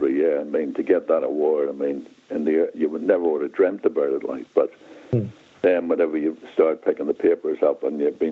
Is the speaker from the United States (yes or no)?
no; Newry, Northern Ireland, United Kingdom; moved away; my hometown, Newry